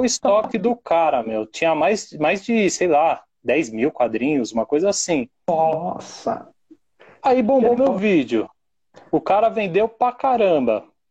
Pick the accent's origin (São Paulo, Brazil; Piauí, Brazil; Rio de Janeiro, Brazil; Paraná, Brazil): São Paulo, Brazil; eu sou de São Paulo